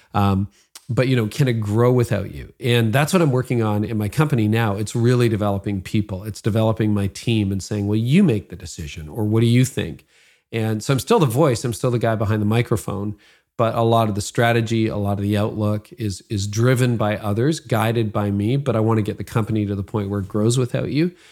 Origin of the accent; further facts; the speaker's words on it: Midland, Ontario, Canada; my hometown of Midland.